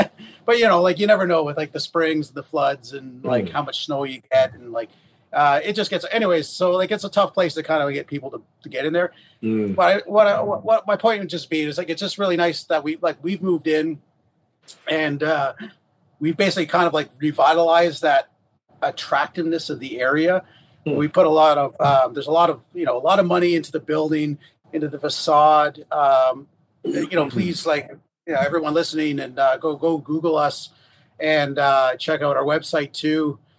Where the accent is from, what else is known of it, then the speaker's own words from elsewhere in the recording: Huntsville, Alabama, United States; We're both from Huntsville, so it was the whole point was to stay and live here